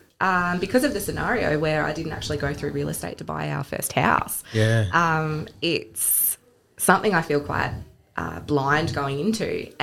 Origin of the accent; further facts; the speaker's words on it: Launceston, Tasmania, Australia; I grew up in Launceston